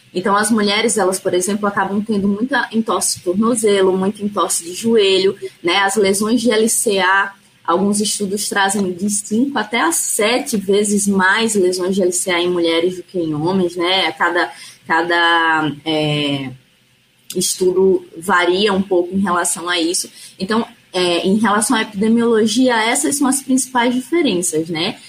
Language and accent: Portuguese; Alagoas, Brazil; also born or lived in São Paulo; eu sou alagoana, é, me formei aqui em Alagoas